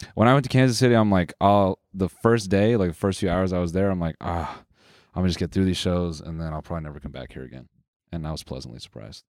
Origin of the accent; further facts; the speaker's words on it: Canada; we're Canadian